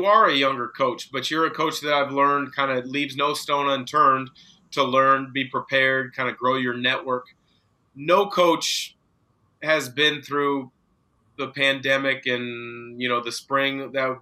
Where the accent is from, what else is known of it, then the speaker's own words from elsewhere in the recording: Southwest Washington, United States; I grew up in Southwest Washington